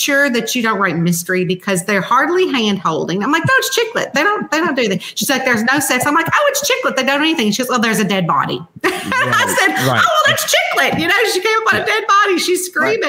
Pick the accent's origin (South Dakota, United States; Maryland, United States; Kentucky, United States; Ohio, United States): Kentucky, United States; Central; moved away as an adult; now in Northern Kentucky, near Cincinnati, United States; I'm from Central Kentucky